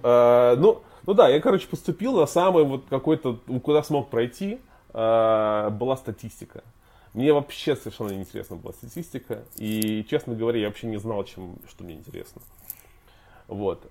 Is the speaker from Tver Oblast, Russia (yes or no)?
yes; Tver, Tver Oblast, Russia; moved away; я вырос, вырос в Твери